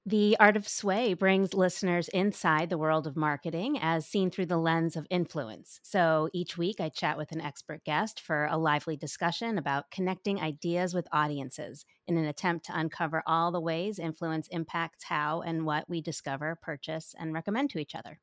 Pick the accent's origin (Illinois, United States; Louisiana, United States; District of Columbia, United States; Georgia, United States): Georgia, United States; Atlanta; moved away as an adult; now in Nashville, United States; I never wanted to return to my hometown of Atlanta. I wanted to stay in Nashville for good